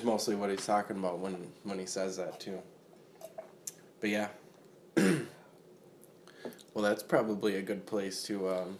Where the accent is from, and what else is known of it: Minnesota, United States; born or raised there